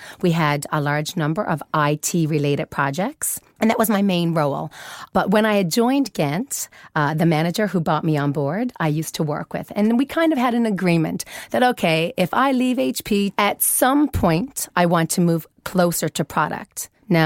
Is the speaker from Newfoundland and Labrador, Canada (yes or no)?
yes; Newfoundland and Labrador, Canada; now in Sweden; I'm from Canada. Newfoundland. Very special part of Canada.